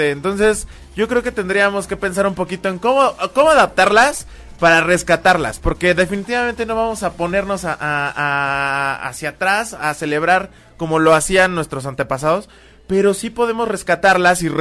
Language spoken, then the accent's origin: Spanish; Mexico; nosotros mismos como mexicanos